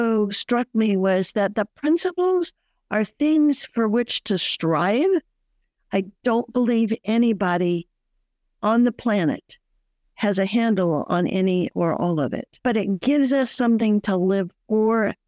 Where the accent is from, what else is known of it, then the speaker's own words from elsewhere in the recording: Bakersfield, California, United States; moved away as an adult; also born or lived in Flagstaff, Arizona; I'm also a native of Bakersfield and went away to school in Flagstaff, Arizona